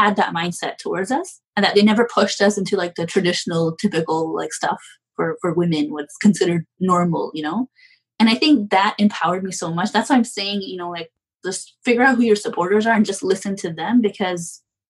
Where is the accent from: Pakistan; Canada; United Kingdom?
Pakistan; But I also come from a culture, like I'm Pakistani, and it's a culture that's very like male dominant.